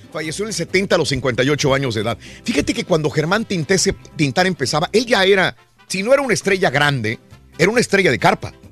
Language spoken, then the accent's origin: Spanish; Mexico; hablo por los mexicanos porque soy mexicano